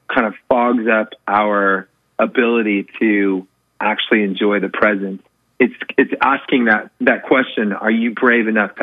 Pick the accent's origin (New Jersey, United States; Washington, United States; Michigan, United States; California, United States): California, United States; Northern; also born or lived in Redlands, California / Santa Monica, California / Berkeley, California / San Francisco, California; I've lived and grown up in Northern California, went to school in Berkeley and lived in San Francisco.